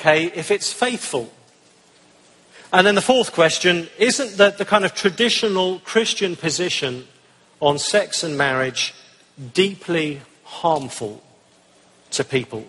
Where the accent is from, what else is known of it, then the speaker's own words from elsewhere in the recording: England, United Kingdom; I'm from the United Kingdom, as you can probably tell